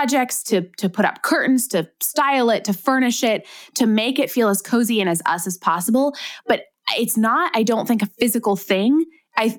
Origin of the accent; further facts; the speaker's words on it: Ohio, United States; moved away; also born or lived in Southern California; I'm from Ohio. My whole family is there